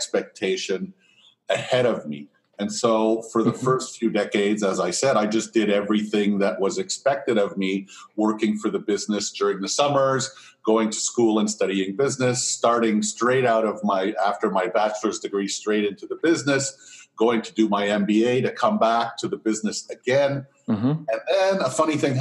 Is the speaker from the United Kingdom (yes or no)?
no; Montreal, Quebec, Canada; I was born in Montreal to an immigrant entrepreneur